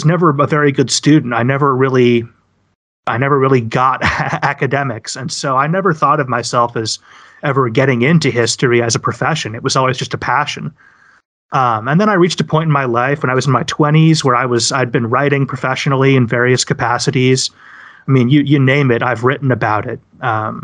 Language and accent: English; the West of the United States, United States; I grew up in the West of the United States